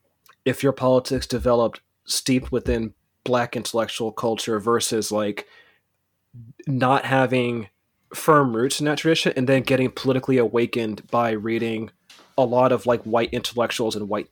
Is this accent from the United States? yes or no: yes; California, United States; You know, I grew up in the Bay Area. Like, you know, if you're from the Bay Area, especially Oakland, like